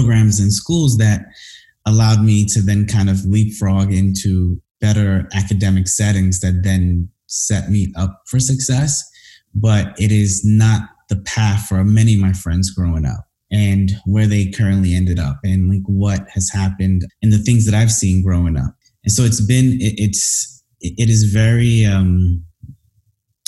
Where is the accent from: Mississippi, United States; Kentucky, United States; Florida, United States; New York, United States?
New York, United States; New York City; moved away as an adult; also born or lived in Washington, D.C.; growing up in Brooklyn was rough. I mean, I grew up in Crown Heights, Brooklyn.